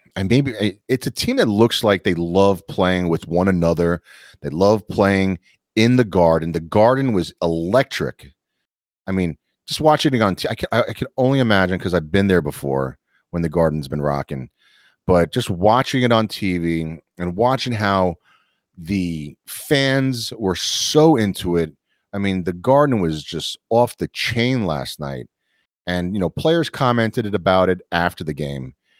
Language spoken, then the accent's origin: English; New York, United States; being a New Yorker